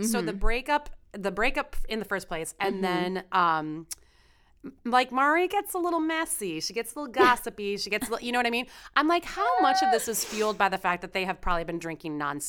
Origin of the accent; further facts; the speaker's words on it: Chicago, Illinois, United States; Like, I'm from Chicago. I can't help it.